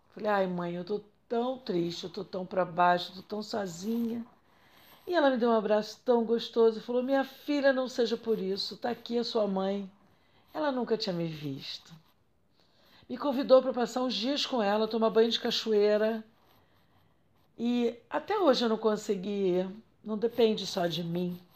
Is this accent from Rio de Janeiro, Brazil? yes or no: yes; Belford Roxo, Rio de Janeiro, Brazil; Minha quebrada é Belfo Roxo, Baixada Fluminense, Rio de Janeiro